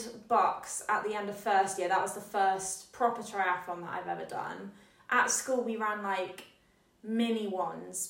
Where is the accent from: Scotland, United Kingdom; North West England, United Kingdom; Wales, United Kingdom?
Scotland, United Kingdom; moved away as an adult; now in Exeter, United Kingdom; I'm from Scotland